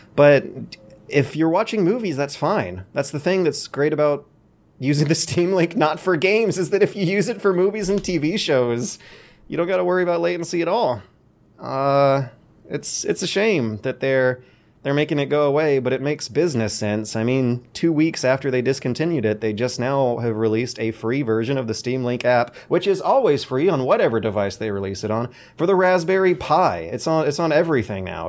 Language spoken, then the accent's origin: English; United States; born as an American